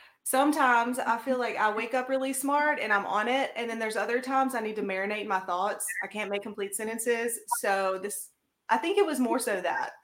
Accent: Grenada, Mississippi, United States; also born or lived in Madison, Alabama; I'm actually from Grenada, Mississippi, which is where Crispin is from.

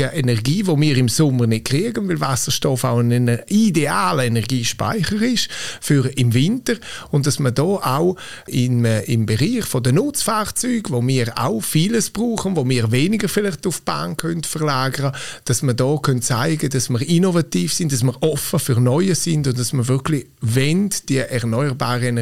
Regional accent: Graubünden, Switzerland; Als Bündner will man natürlich, dass man immer die Nase vorne hat.

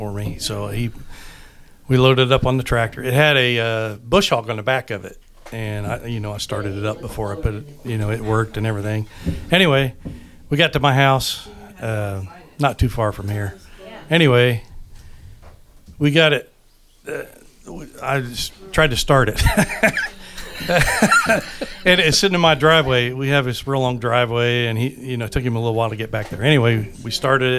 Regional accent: Milroy, United States; I'm from Milroy

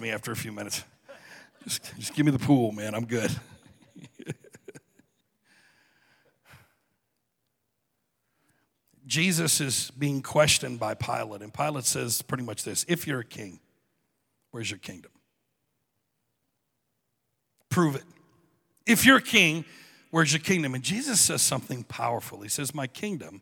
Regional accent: Michigan, United States; I'm a redneck from Michigan.

